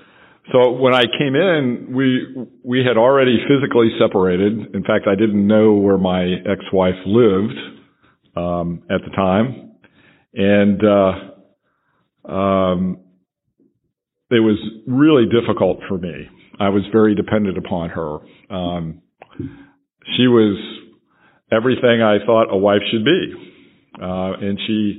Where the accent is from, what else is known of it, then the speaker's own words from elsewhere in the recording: Franklin, Tennessee, United States; I'm from Franklin, Tennessee